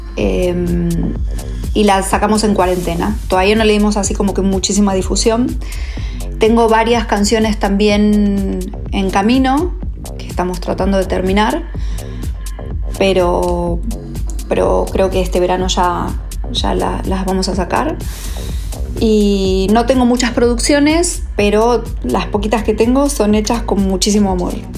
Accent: Rosario, Santa Fe, Argentina; moved away as an adult; also born or lived in Mexico / Los Angeles, United States; now in Barcelona, Spain; estuve tres años en Rosario, de donde soy

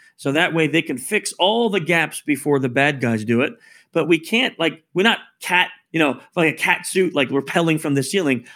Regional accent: New York, United States; I'm actually born in New York, so we're both from New York

